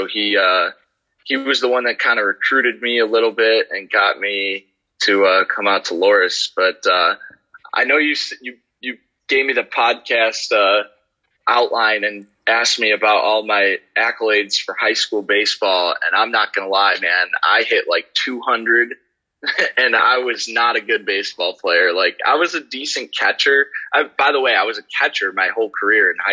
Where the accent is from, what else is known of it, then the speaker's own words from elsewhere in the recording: South Elgin, Illinois, United States; I grew up in South Elgin, Illinois my whole life